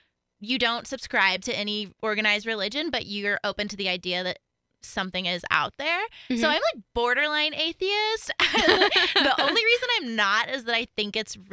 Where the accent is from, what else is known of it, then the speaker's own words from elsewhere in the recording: the Bible Belt, the South, United States; growing up in the Bible Belt